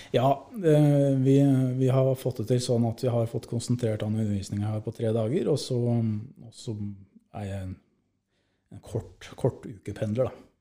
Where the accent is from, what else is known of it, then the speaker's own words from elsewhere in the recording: Eidsvoll, Akershus, Norway; moved away as an adult; now in Tana, Norway; Jeg er fra Eidsvoll